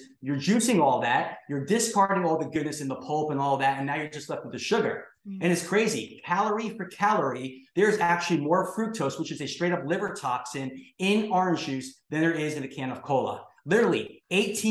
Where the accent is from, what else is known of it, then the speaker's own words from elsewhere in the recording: New York City, New York, United States; I'm from New York City where they found Prozac in our drinking water